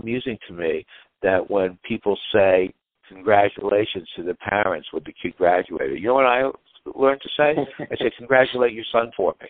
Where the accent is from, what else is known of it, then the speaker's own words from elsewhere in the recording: Great Neck, New York, United States; moved away; also born or lived in Los Angeles; I grew up in Great Neck, Long Island, which is a very competitive, affluent community